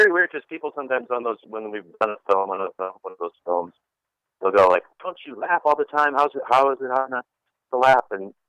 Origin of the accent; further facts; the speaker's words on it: Chicago, Illinois, United States; moved away as an adult; also born or lived in Ohio; now in Los Angeles, United States; I grew up in Chicago. And watched Chicago Second City. I grew up loving sketch and improv and going down there as much as my family would allow us to do because we lived in the suburbs.